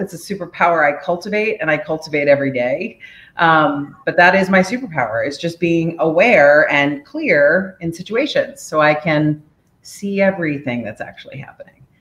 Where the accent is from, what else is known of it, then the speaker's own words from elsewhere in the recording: Washington, District of Columbia, United States; also born or lived in Korea; now in Oakland Park, United States; I was born in Korea in 1975. I grew up in the DC area